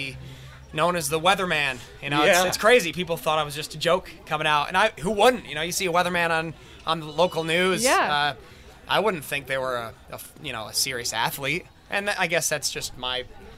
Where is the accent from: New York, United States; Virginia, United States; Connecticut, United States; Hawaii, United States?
Connecticut, United States; I'm from Connecticut